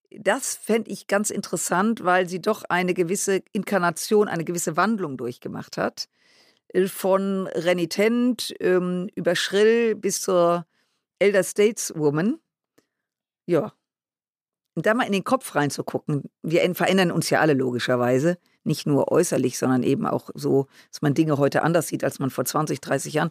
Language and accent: German; Düsseldorf, North Rhine-Westphalia, Germany; Und äh, ich komme ja aus Düsseldorf, äh, was uns beide unterscheidet.